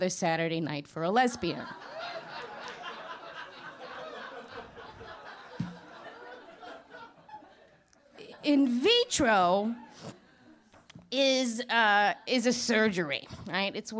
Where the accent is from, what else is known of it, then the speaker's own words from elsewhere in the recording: New York City, New York, United States; now in Manhattan, United States; I'm from Queens